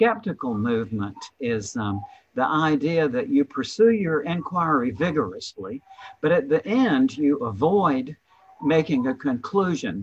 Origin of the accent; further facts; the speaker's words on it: the South, United States; I'm from the South.